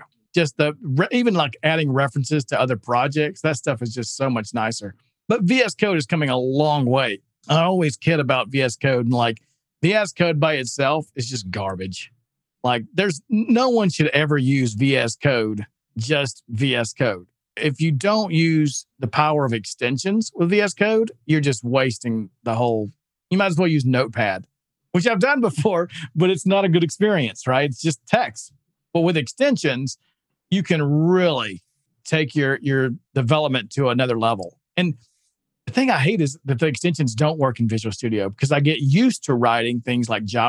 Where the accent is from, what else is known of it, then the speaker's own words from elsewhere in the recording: Alabama, United States; Listen, yeah, I'm from Alabama. I'm not giving him any grief on accents.